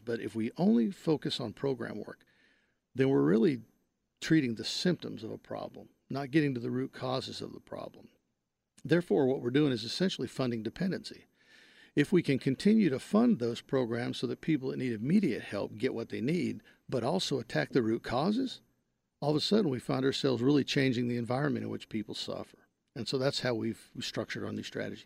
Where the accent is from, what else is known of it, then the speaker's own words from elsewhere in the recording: Wise County, North Texas, United States; moved away as an adult; I'm from North Texas. I grew up in Wise County, a small town in Wise County